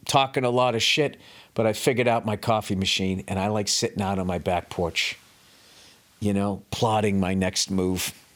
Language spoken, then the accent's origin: English; United States; I'm an American